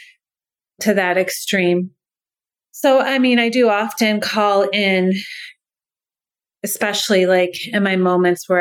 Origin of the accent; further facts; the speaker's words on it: New York, United States; first language English; moved away as an adult; now in Iceland; I'm a New Yorker speaking Icelandic.